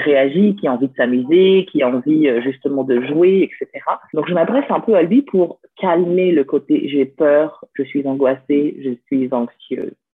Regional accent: France; also born or lived in Lyon; je suis française. Donc, euh, je suis née en France

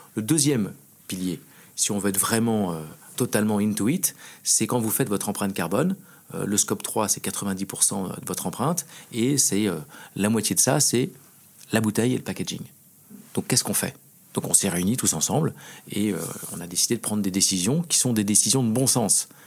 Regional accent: France; on est français

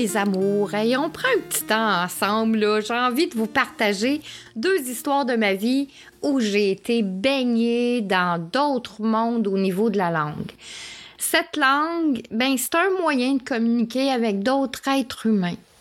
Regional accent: Quebec, Canada; moved away as an adult; also born or lived in Yvelines, France; quand je suis repartie de la France pour rentrer au Québec

